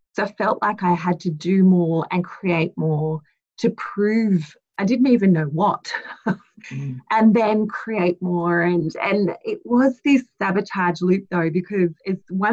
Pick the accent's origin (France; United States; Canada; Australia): Australia; Blacktown, New South Wales; I was born in Blacktown Hospital.